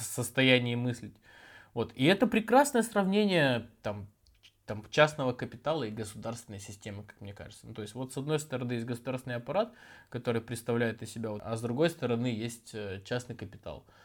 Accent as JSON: {"language": "Russian", "town": "Chekhov", "region": "Sakhalin Oblast", "country": "Russia", "tie": "born or raised there", "said": "я просто вырос в Чехове, я более-менее в лесу-то и вырос"}